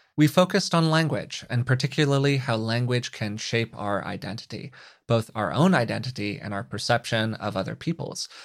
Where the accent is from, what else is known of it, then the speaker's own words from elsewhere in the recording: United States; I'm from the United States